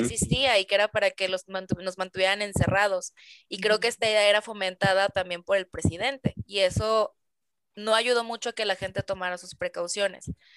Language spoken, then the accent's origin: Spanish; Mexico; como mexicanos, este, extrañamos mucho ese contacto físico